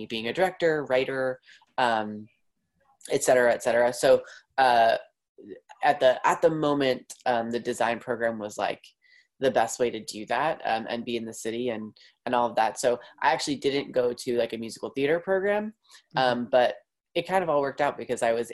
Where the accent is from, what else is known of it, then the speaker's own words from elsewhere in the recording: Long Island, New York, United States; I grew up on Long Island in New York